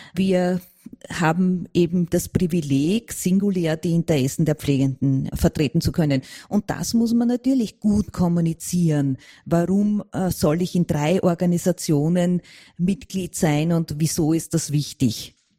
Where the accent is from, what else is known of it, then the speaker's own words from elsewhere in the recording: Austria; wir in Österreich